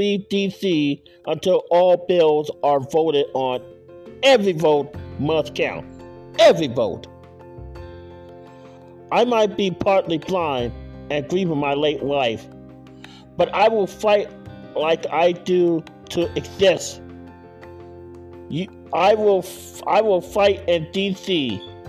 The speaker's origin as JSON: {"language": "English", "country": "United States", "said": "As an American and as a candidate for Senate"}